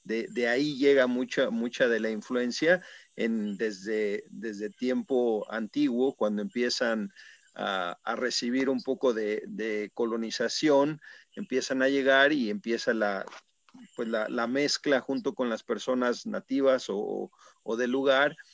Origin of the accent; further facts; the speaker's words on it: Puebla, Mexico; Yo mismo soy, soy poblano